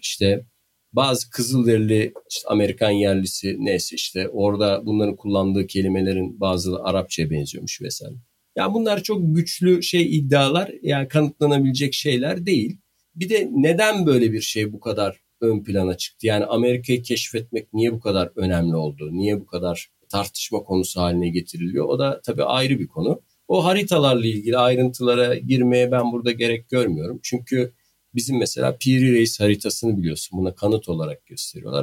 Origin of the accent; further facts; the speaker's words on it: Bandırma, Balıkesir, Turkey; accent: Bandırma; Bandırma şivesiyle söylediğim için olabilir.